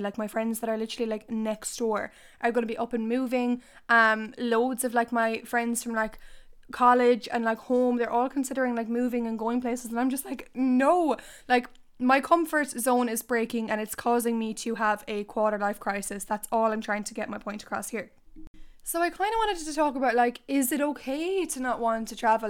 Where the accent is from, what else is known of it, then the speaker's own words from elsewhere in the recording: Ireland; I don't want to leave Ireland